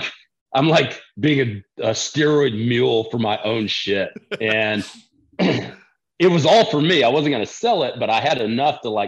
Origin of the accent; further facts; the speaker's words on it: Texas, United States; growing up in Texas, like we didn't have access to that when we were in high school